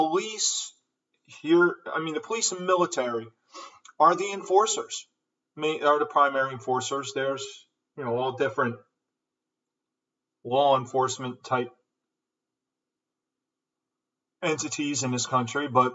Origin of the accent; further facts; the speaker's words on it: United States; we Americans, I'm from America once again, I know I said that, but I'm going to say it again, I'm from America